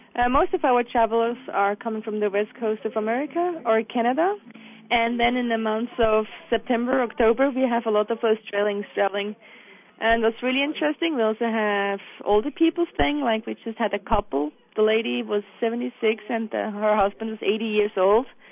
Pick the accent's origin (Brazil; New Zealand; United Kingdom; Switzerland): Switzerland; Bönigen, Bern; I grew up in Birmingham. which is outside of Interlaken, right on the lake